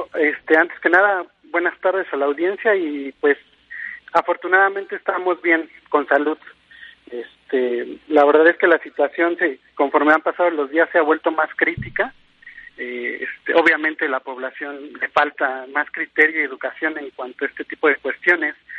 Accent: Mexico; como mexicano

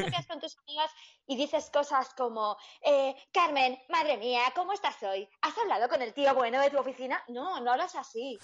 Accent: Madrid, Community of Madrid, Spain; hablo un poco mal porque soy de Madrid

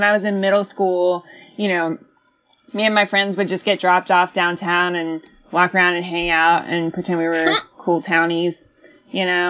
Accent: Athens, Georgia, United States; moved away; also born or lived in Hammond, Louisiana; I moved to Athens when I was 7, and that's where I grew up

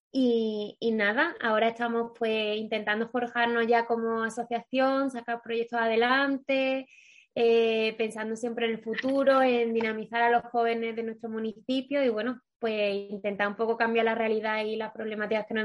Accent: Vilches, Andalusia, Spain; soy de Vilches, Jaén, igual que Virginia. Eh, nuestro municipio tiene 4.500 habitantes aproximadamente y bueno, se dedica al tema del aceite

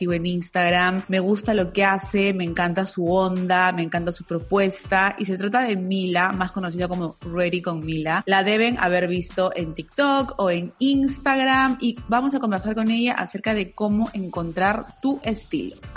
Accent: Lima, Peru; Me encanta, yo también soy de la de Lima

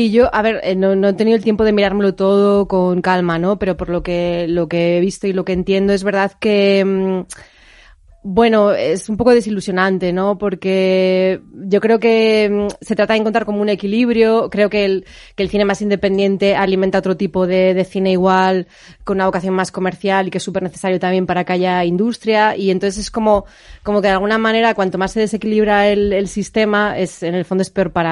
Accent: Alicante, Valencian Community, Spain; yo soy de Alicante, pero he llorado como si mi familia fuera vasca.

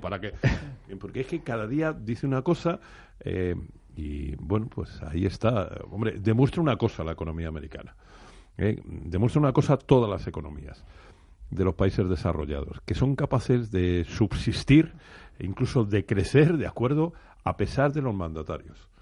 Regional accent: Community of Madrid, Spain; yo como madrileño me, me alegro muchísimo, porque además soy residente

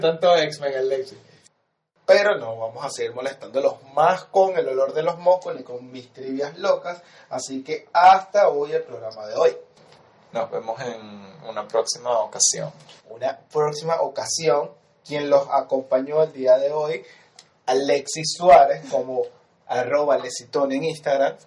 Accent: Venezuela

